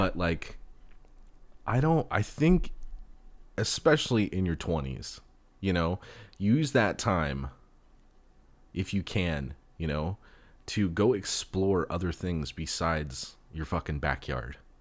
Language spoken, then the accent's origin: English; Los Angeles, California, United States; I was born and raised in Los Angeles